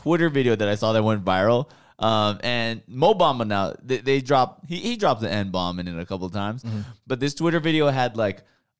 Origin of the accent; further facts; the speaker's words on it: Hawaii, United States; I'm from Hawaii as well